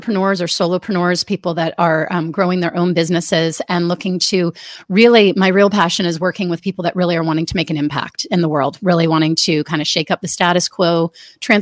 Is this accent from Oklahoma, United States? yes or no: no; Washington, District of Columbia, United States; I grew up in the Washington, D.C. area